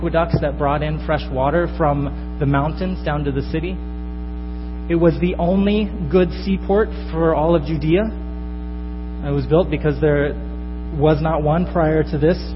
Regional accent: northern Florida, United States; moved away as an adult; now in Chicago, United States; I come from northern Florida. I grew up there

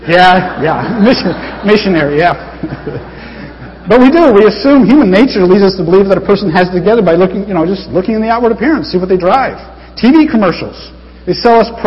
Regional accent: United States; I'm American

